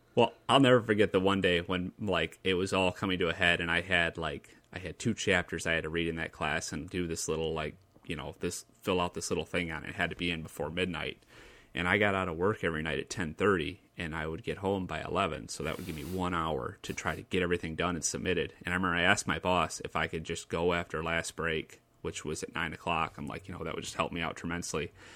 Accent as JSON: {"language": "English", "town": "Lansing", "region": "Michigan", "country": "United States", "tie": "born or raised there", "said": "my hometown"}